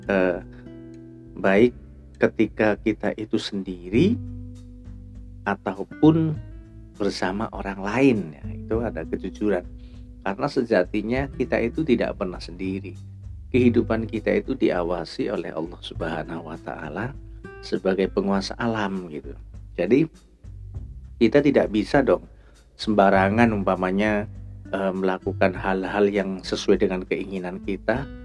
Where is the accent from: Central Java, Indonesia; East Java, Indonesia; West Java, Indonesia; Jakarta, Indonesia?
Central Java, Indonesia; Tegal; also born or lived in Surakarta; saya dulu waktu SD di Tegal saja jadi di Adi Berna kemudian saya SMP saya melanjutkan di Solo